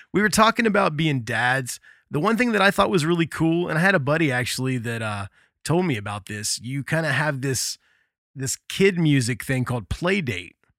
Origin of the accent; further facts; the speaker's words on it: Midwest, United States; growing up in the Midwest